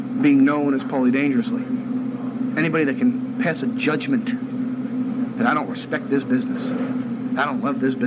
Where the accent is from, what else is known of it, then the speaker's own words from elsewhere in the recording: New York City, New York, United States; as a New Yorker